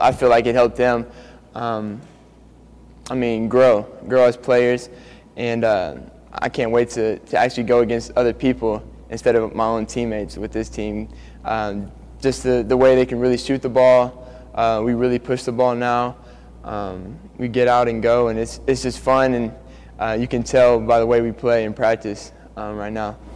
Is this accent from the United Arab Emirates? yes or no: no; Norman, Oklahoma, United States; also born or lived in Lubbock, Texas; I was born in Lubbock, Texas, but I was raised here in Norman